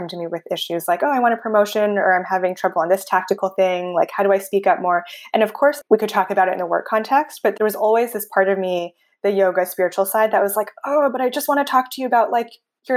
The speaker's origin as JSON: {"language": "English", "area": "Bay Area", "region": "California", "country": "United States", "tie": "born or raised there", "said": "I grew up in a white suburb, kind of in the Bay Area"}